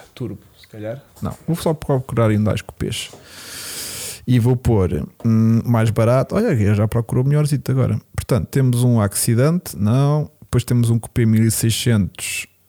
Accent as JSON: {"language": "Portuguese", "region": "Lisbon", "country": "Portugal", "said": "eu sou de Lisboa"}